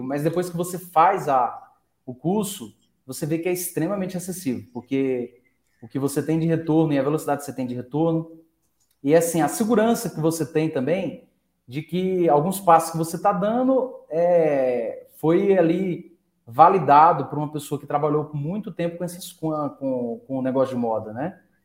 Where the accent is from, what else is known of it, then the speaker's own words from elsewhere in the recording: Franca, São Paulo, Brazil; a gente é de Franca, Franca é a, é a terra do calçado